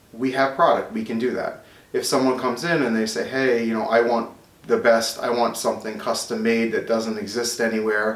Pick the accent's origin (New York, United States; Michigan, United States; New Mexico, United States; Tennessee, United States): New York, United States; Smithtown; I grew up in Smithtown